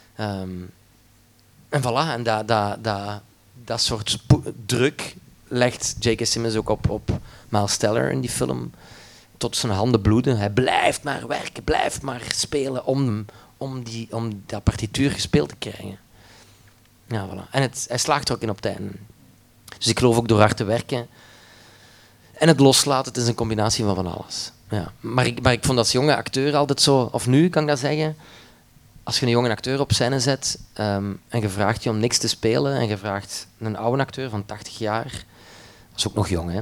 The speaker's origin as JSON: {"language": "Dutch", "area": "Limburg", "region": "Flanders", "country": "Belgium", "tie": "born or raised there", "said": "ben opgevoed met een studio thuis bij ons in Limburg in de kelder"}